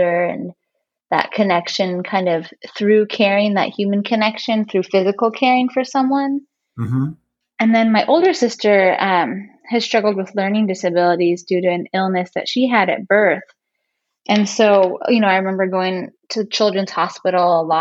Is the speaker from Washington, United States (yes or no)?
yes; Seattle area, Washington, United States; I grew up in the Seattle area. I grew up in a suburb of Seattle